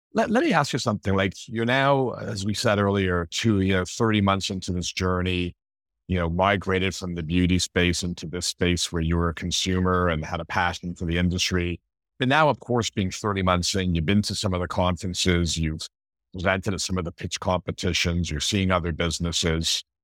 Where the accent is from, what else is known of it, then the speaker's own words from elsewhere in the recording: Montreal, Quebec, Canada; moved away; growing up in Montreal, my dad used to play poker with, uh, Moisha back in the day